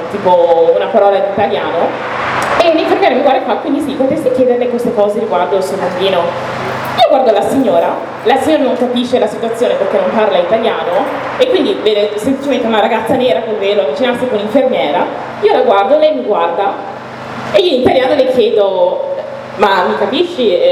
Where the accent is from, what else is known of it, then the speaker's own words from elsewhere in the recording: Italy; io io sono nata in Italia di, ho un background da un paese in cui non si parla arabo